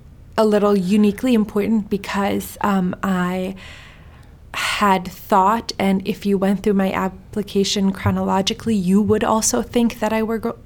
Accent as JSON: {"language": "English", "country": "Sweden", "tie": "born there", "said": "I'm Iranian, I was born in Sweden."}